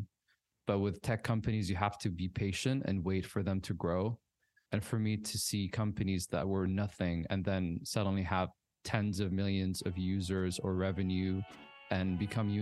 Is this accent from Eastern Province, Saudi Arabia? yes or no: no; Riyadh, Riyadh Province, Saudi Arabia; I grew up in Riyadh, but I traveled a lot with my family